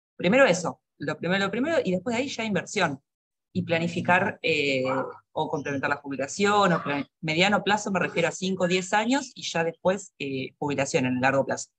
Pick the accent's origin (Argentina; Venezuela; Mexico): Argentina; moved away; soy argentina, estuve, mi carrera es eh, real estate, estuve 10 años trabajando en Argentina